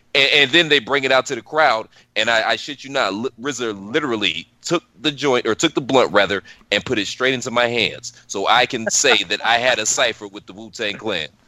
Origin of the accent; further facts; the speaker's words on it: Cleveland, Ohio, United States; moved away; I'm originally from Cleveland, so we're downtown Cleveland.